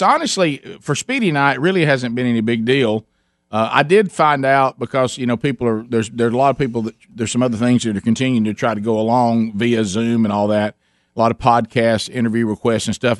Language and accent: English; Birmingham, Alabama, United States; we we're from Birmingham